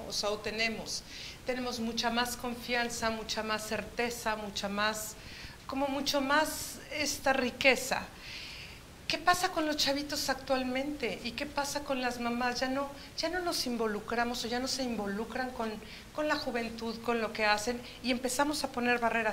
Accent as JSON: {"language": "Spanish", "region": "Chihuahua", "country": "Mexico", "tie": "born or raised there", "moved": "yes", "said": "gran parte de mi niñez me tocó vivir en Chihuahua"}